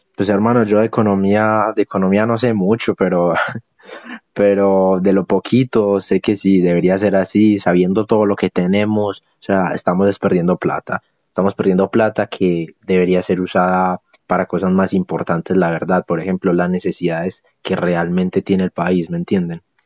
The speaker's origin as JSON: {"language": "Spanish", "region": "Boyacá", "country": "Colombia", "said": "allá en mi tierra, en Boyacá"}